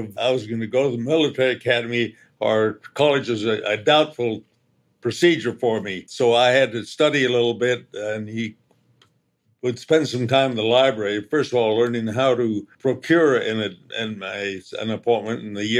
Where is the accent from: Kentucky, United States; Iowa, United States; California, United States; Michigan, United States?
California, United States; San Francisco; And I grew up in the San Francisco area